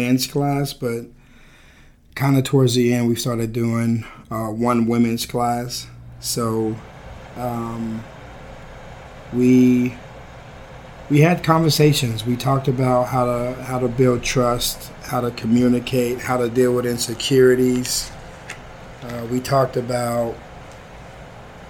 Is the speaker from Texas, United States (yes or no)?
yes; Odessa, Texas, United States; I was born and raised in Odessa, Texas.